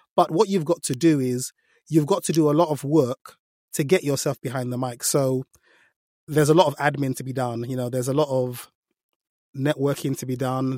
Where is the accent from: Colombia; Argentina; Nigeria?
Nigeria; I'm Nigerian, so I can do African accents quite a lot